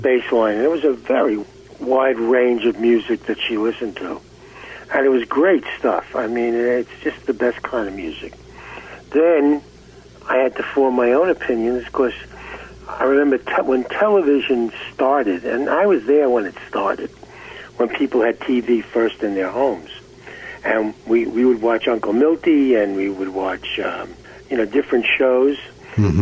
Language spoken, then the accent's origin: English; New York City, New York, United States; also born or lived in Far Rockaway, New York; We we we grew up in Brooklyn, New York